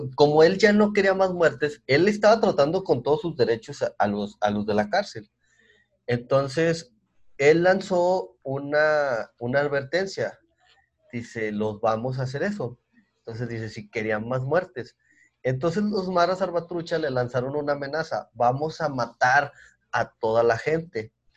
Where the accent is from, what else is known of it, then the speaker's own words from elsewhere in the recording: Mexico; Nosotros somos de México